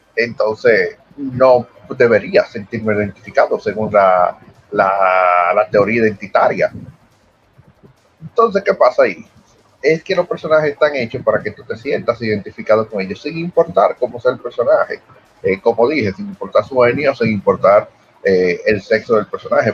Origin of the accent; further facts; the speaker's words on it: Dominican Republic; yo soy dominicano